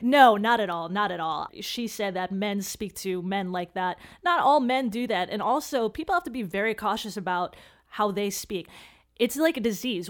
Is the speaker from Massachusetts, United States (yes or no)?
no; Chicago, Illinois, United States; I grew up in Chicago